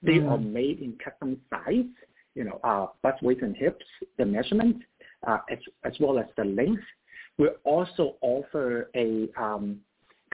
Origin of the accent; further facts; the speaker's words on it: Hong Kong; now in United States; I have experience growing up in Hong Kong.